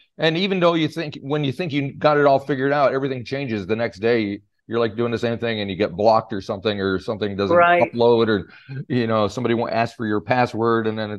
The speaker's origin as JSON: {"language": "English", "country": "United States", "moved": "yes", "said": "me being an American, being outside of the States"}